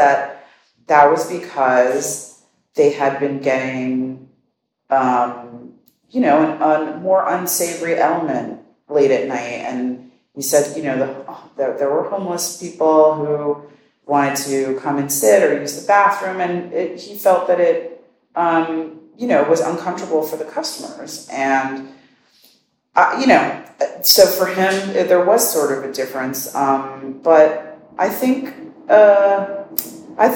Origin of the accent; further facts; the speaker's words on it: New York City, New York, United States; also born or lived in Bronx / Queens / Long Island City; my hometown is the best town in the world.